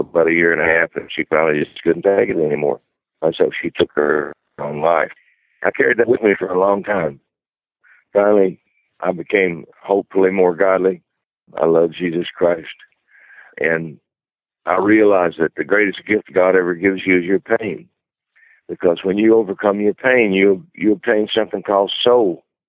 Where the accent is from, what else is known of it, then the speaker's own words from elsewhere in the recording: Brownsville, Tennessee, United States; moved away; also born or lived in Texas; I'm from Brownsville, Tennessee